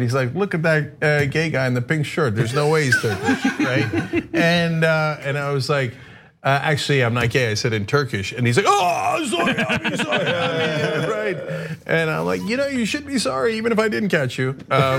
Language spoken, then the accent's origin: English; New Jersey, United States; also born or lived in Turkey; So I grew up only till I was 8 in Turkey. Then I grew up in New Jersey. So I'm mainly a Jersey guy culturally, etc.